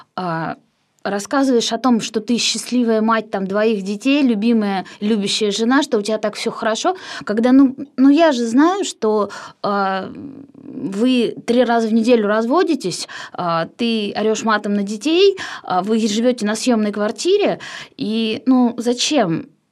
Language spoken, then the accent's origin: Russian; Kirsanov, Tambov Oblast, Russia; moved away as an adult; now in Moscow, Russia; я из Кирсанова вообще сама